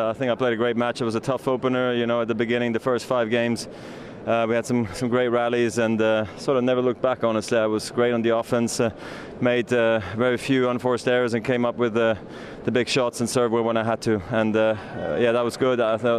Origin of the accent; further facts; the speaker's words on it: Basel, Basel-Stadt, Switzerland; my hometown of Basel.